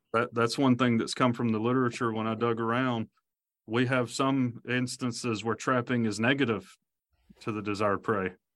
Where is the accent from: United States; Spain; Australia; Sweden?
United States; Alabama; I grew up in Alabama